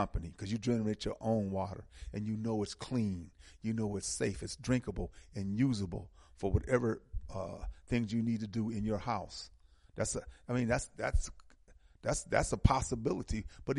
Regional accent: Milwaukee, Wisconsin, United States; I'm from Milwaukee

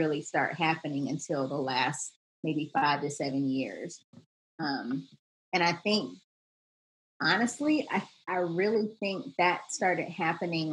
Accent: Charlotte, North Carolina, United States; I'm from the South. I'm from Charlotte, North Carolina. And so we were at church all the time, like grew up in like the youth choir

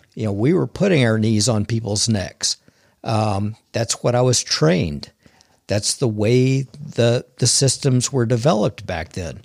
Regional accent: Oklahoma, United States; I grew up here in Oklahoma. I've been here my whole entire life

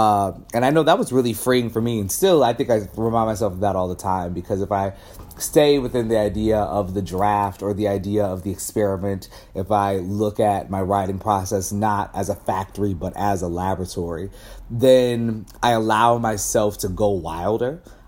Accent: Midwest, United States; I think I'm from the Midwest. I come from such a family of like workers and factory workers.

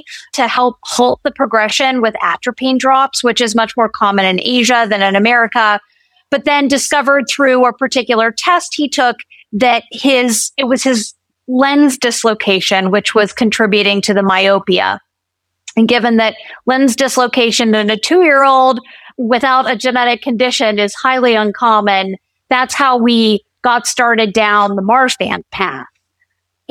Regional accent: West Virginia, United States; also born or lived in Bay Area, California; now in North Carolina, United States; I was born and raised in West Virginia

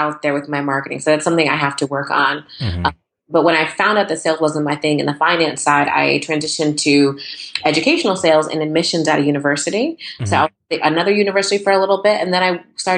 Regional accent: Bolton, Connecticut, United States; moved away as an adult; also born or lived in New York; now in North Brunswick, United States; I was born and raised in Bolton, Connecticut.

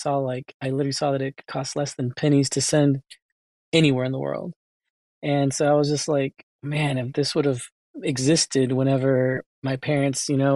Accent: United States; I was born here in the United States

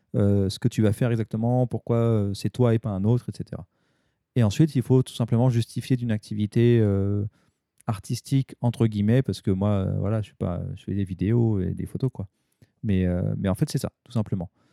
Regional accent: Paris, Île-de-France, France; now in Japan; j'étais de Paris

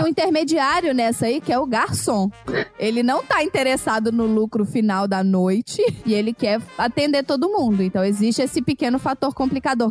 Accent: Brazil; moved away; Eles perguntam de onde eu sou, e aí quando você fala Brasil

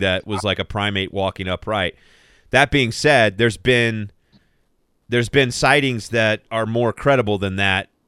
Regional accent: Southern Arizona, United States; I grew up in Southern Arizona

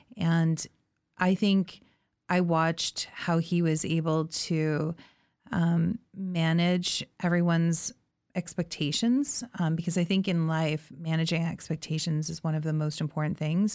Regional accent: Thorold, Ontario, Canada; I grew up in Thorold, which is in the Niagara region

